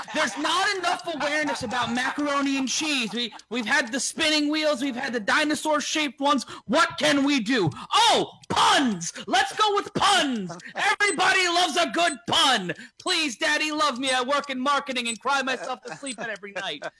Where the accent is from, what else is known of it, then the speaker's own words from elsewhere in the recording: New York City, New York, United States; I grew up in New York City